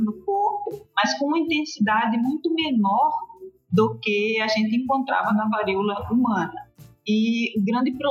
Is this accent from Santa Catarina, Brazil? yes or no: no; Paraíba, Brazil; moved away as an adult; now in Brasília, Brazil; eu sou infectologista, é, nascida e criada lá na Paraíba